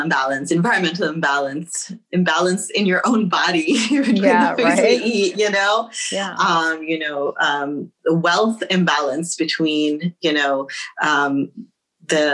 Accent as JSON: {"language": "English", "country": "United States", "said": "Second generation Muslims, we have to look a little bit further and say, okay, we're here, we're American now"}